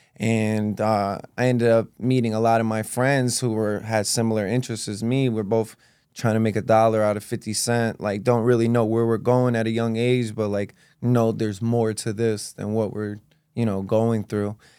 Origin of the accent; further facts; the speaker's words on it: East Hartford, Connecticut, United States; also born or lived in Rockville, Connecticut / Manchester, Connecticut; going to school in, um, elementary school in East Hartford, Connecticut.